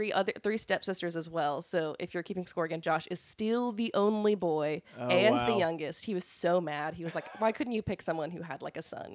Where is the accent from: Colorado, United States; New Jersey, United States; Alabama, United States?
Alabama, United States; Fairhope; also born or lived in Decatur, Illinois / Eufaula, Alabama; we grew up from when I was 9 onward. So like that's where I'm from. Where I would say I'm from